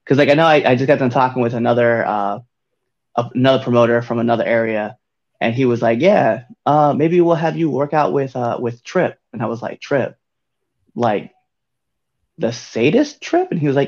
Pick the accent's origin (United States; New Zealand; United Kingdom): United States; Nebraska; I'm like not even from like this area. Right. So I'm like, I'm from Nebraska. And then like I moved around and then landed here.